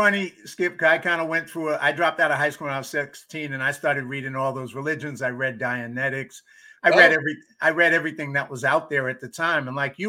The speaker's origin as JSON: {"language": "English", "town": "New York City", "region": "New York", "country": "United States", "tie": "born or raised there", "also_born_or_lived": "Hollywood, California", "moved": "yes", "said": "I grew up in the South Bronx"}